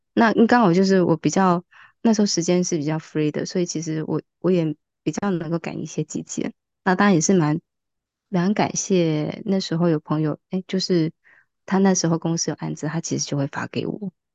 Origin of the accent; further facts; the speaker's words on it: Kaohsiung, Taiwan; moved away as an adult; now in Taipei, Taiwan; 虽然我也是高雄人